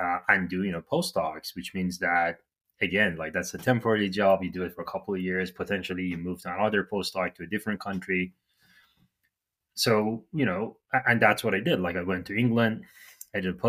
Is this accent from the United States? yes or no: no; Iran; moved away as an adult; now in Canada; I'm from Iran